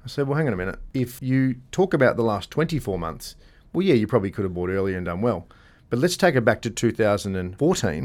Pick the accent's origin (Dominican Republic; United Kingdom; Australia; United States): Australia; Gosnells, Western Australia; I grew up in Gosnells